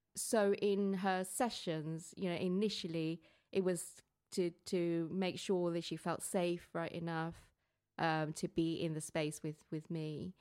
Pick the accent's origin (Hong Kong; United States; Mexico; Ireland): Hong Kong; moved away; growing up in Hong Kong and having Chinese parents